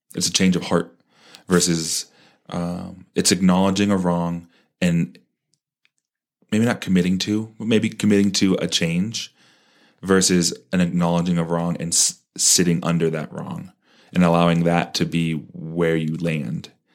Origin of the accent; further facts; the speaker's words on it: Parker, Colorado, United States; when I grew up in Parker